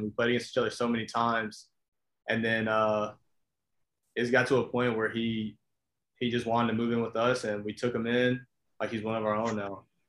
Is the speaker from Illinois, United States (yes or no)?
no; Albany, Georgia, United States; I'm from Albany, Georgia. Um, as you know, talking to Hatch, small town, South Georgia. Um, went to Lee County High School